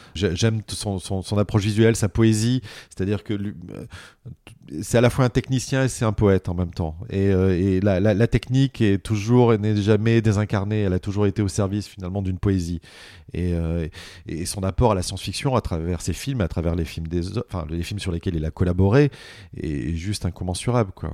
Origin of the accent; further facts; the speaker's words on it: Montpellier, Occitania, France; je suis Montpellierin, donc je viens du sud de la France